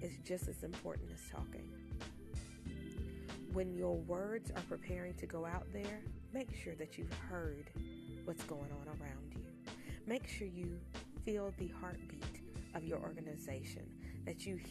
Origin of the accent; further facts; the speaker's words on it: North Carolina, United States; I'm clearly from North Carolina.